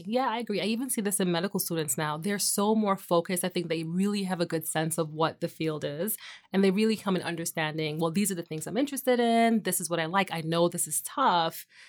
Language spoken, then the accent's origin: English; New York, United States; also born or lived in Trinidad; I am originally from New York, born in Brooklyn, to a Caribbean family. So, grew up half the time in Brooklyn and Trinidad and then Queens, so I'm a New Yorker through and through